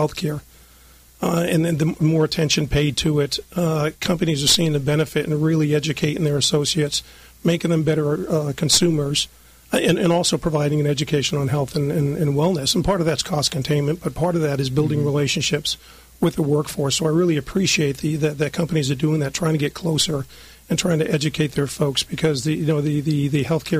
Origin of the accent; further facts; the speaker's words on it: just outside of Boston, Massachusetts, United States; moved away as an adult; now in Southern California, United States; I grew up just outside of Boston.